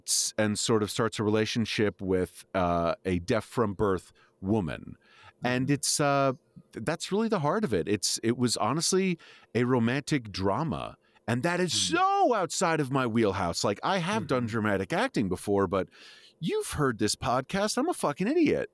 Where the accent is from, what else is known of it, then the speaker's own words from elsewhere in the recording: New York, United States; being a New Yorker